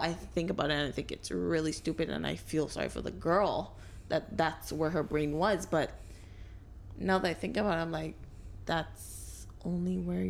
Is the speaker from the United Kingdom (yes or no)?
no; Barbados; Fighting, boy. I'm 22. I'm from Barbados.